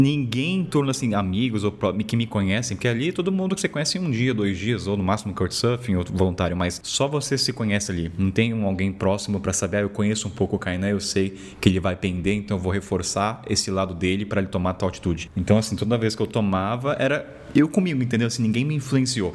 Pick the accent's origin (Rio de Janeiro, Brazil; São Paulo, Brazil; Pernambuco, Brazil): São Paulo, Brazil; Taubaté; eu sou de Taubaté, interior de São Paulo